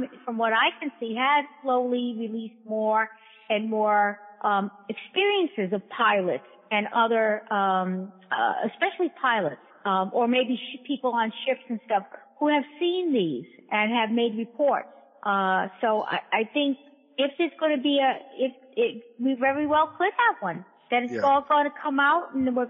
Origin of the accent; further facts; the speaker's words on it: Rhode Island, United States; also born or lived in New Jersey; I was born in New Jersey, but my family moved to Rhode Island when I was about 1.5, 2. So I'm pretty much from Rhode Island